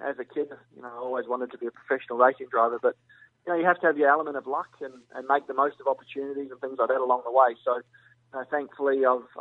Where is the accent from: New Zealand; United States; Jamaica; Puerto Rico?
New Zealand; also born or lived in England; I only spent 11 months in England, so I did all my schooling and everything like that in New Zealand